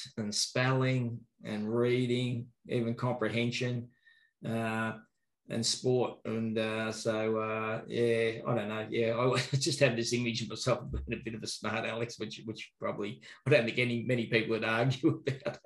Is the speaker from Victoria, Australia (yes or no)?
yes; Bendigo, Victoria, Australia; also born or lived in Melbourne; Born and bred in Bendigo, hard to get a gig in Bendigo